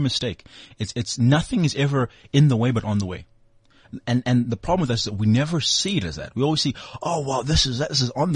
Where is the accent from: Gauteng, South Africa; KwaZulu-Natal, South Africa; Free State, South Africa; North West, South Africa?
Gauteng, South Africa; Benoni; I grew up in Benoni, in Trinidad.